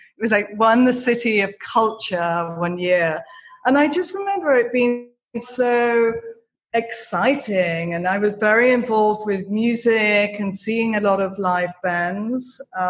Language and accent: English; Leeds, Yorkshire and the Humber, United Kingdom; I grew up in Yorkshire. I'm from Leeds originally, which is such it's such an amazing city. It's such a big university city.